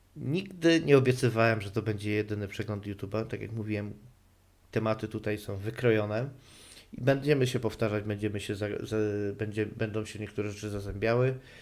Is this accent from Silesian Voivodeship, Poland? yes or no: yes; Silesian Voivodeship, Poland; ja też nie pochodzę z najbardziej śląskiego Śląska